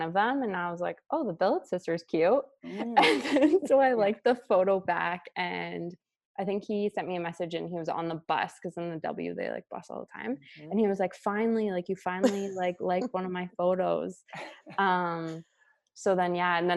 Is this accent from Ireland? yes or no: no; Ontario, Canada; moved away as an adult; now in Edmonton, Canada; I'm originally from Ontario